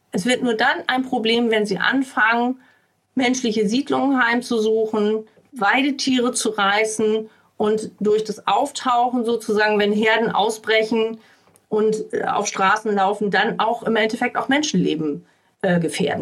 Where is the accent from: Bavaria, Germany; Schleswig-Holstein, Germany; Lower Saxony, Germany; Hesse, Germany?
Lower Saxony, Germany; Uelzen district; Ich komme ja hier aus dem Landkreis Uelzen